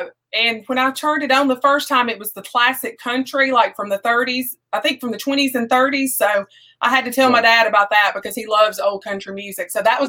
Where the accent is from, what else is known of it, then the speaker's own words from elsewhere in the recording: Savannah, Tennessee, United States; also born or lived in Columbus, Mississippi; now in Brooksville, United States; I'm originally from Savannah, around Pickwick Lake.